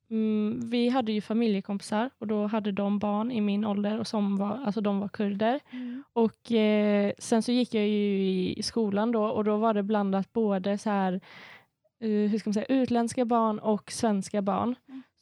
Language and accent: Swedish; Sweden; för jag säger alltid jag är svensk och kurd.